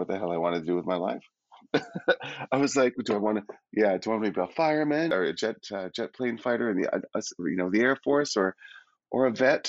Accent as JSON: {"language": "English", "town": "Calgary", "region": "Alberta", "country": "Canada", "tie": "born or raised there", "also_born_or_lived": "Toronto", "moved": "as an adult", "said": "I was raised in Calgary."}